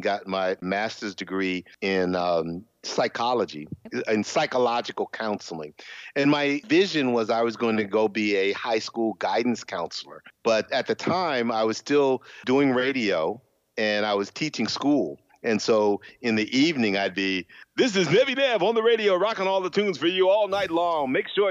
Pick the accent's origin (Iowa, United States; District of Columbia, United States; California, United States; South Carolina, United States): District of Columbia, United States; Washington; I grew up in Washington, D.C., and I really very proud of my family legacy